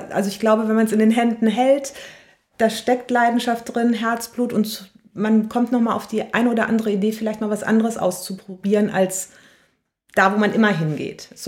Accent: North Rhine-Westphalia, Germany; also born or lived in Cologne; ich bin äh, in der Nähe von Königswinter groß geworden. Deswegen sage ich mal, ich bin Rheinländerin. Ich würde gerne sagen, ich bin waschechte Kölnerin. Da habe ich zwar sehr, sehr lange gelebt

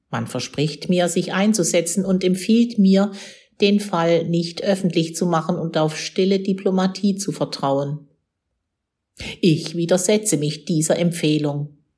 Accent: Cologne, North Rhine-Westphalia, Germany; Aber für mich, 5000 Kilometer entfernt in meiner Heimat Köln, war das eine andere Welt

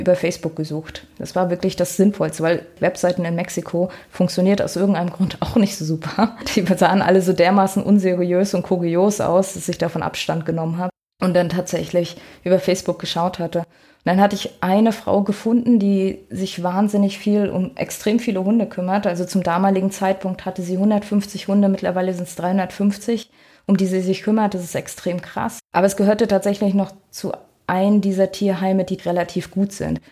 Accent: Rostock, Mecklenburg-Vorpommern, Germany; moved away as an adult; also born or lived in Graal-Müritz / Mexico / Ruhr area; Ich komme aus Rostock, also so richtig aus dem Norden

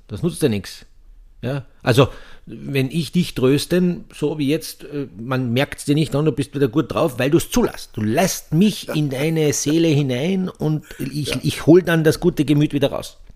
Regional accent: Austria; bei uns in Österreich

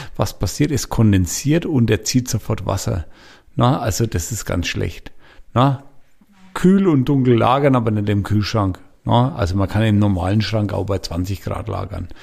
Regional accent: Franconia, Bavaria, Germany; ich bin Franke

